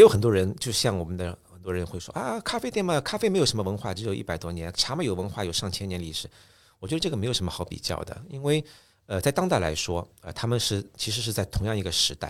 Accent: Japan; Chinese is a second language; 你们中国人一直会把我们日本茶道说是日本茶道，但我们日本人觉得日本茶道是中国茶道，就是这样的。

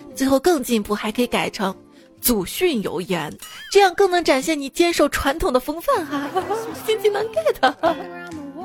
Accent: Shaanxi, China; accent: Shaanxi dialect; 我们陕西话有一个词儿叫C P

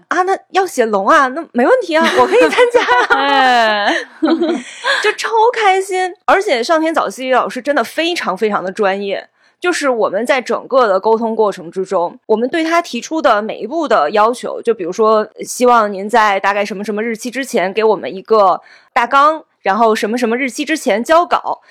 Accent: China; 作为中国人

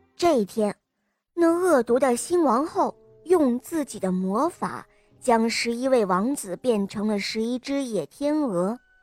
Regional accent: Jinan, Shandong, China; 我今年五岁了，我来自济南

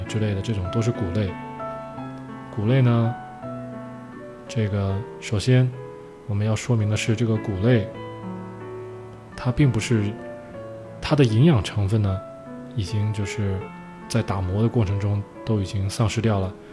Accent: China; 我们中国人

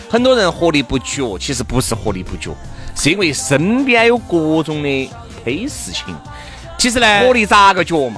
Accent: China; 既然是个中国人，我们就按照中国人的

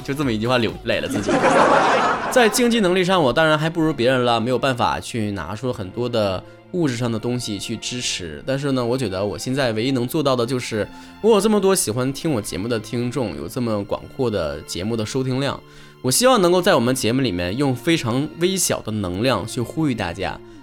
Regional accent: Northeast China, China; accent: Northeastern (Dongbei) dialect; 在我们东北话脱口秀点击已经破亿的情况之下呢

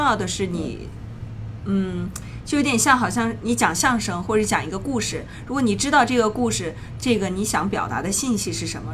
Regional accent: Shenzhen, Guangdong, China; now in New York, United States; 国内，我一直是在 哦 深深圳啊，对， 哦 学的琴

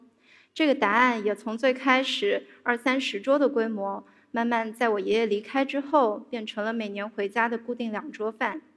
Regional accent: Fuzhou, Fujian, China; 我出生在一个传统的福州大家族里，

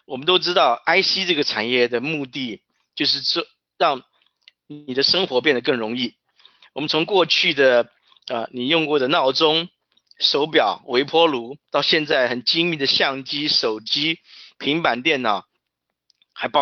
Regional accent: Taiwan; now in Santa Clara, United States; 我从台湾过来，目前在戏谷 Silicon Valley Santa Clara 的 Crossbar 公司担任资深的 CAD Manager。

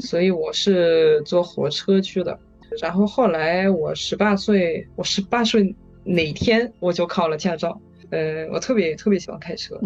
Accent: western France, France; Chinese is a second language; moved away as an adult; now in Shanghai, China; 我家乡是在法国西部

